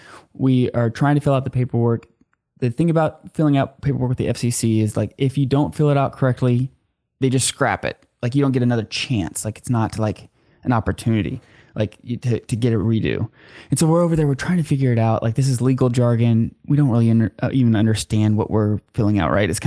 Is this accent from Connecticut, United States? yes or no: no; Oklahoma, United States; I've born and raised in Oklahoma